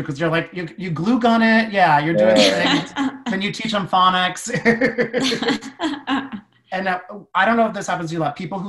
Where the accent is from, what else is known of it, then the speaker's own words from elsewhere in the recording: New Jersey, United States; accent: Jersey; I'm from New Jersey, so I was just shouting.